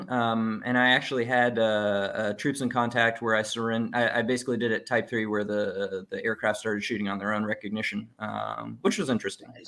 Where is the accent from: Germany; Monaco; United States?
Monaco; moved away; I grew up in Monaco.